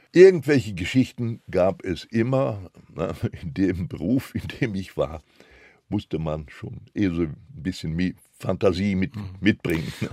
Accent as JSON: {"language": "German", "town": "Recklinghausen", "region": "North Rhine-Westphalia", "country": "Germany", "tie": "born or raised there", "also_born_or_lived": "area east of Frankfurt (Oder), Poland", "first_language": "Polish", "second_language": "German", "said": "in der Hauptpost in Recklinghausen, wo ich ja geboren war"}